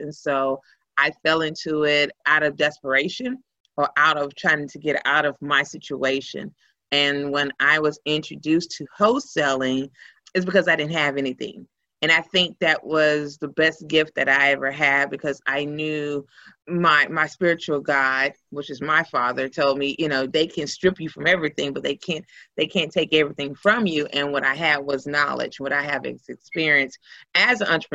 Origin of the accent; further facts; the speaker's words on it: Houston, Texas, United States; I am originally from Houston